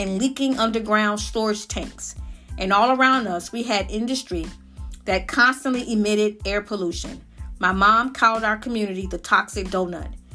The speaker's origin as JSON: {"language": "English", "area": "Lowndes County", "region": "Alabama", "country": "United States", "tie": "born or raised there", "said": "where I grew up in Lowndes County, Alabama"}